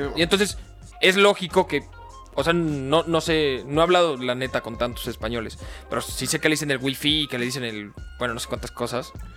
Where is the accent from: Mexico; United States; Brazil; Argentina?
Mexico; nosotros somos mexicanos